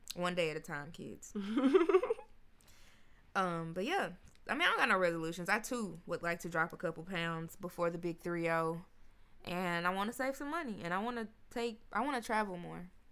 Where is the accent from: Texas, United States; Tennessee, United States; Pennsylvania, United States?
Tennessee, United States; Memphis; now in Nashville, United States; I'm from Memphis.